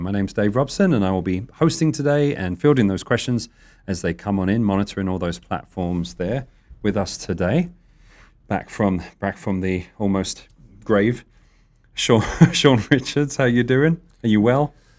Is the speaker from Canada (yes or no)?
no; United Kingdom; being British